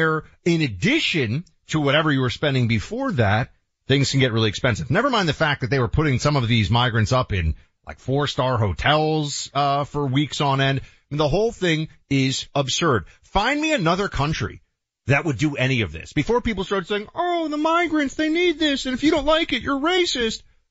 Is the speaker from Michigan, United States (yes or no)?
no; New York City, New York, United States; the city of New York, my hometown